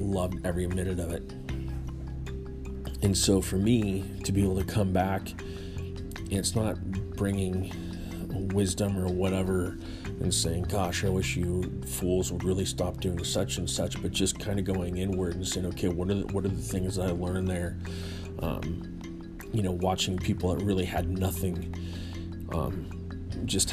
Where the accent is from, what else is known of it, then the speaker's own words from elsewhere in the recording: Northern California, United States; I was born and raised in Northern California